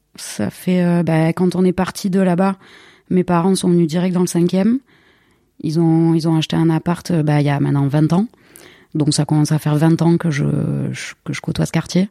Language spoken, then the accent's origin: French; Marseille, Provence-Alpes-Côte d'Azur, France; je suis née à Marseille euh, et j'y vis depuis 35 ans. Mes souvenirs d'enfance à Marseille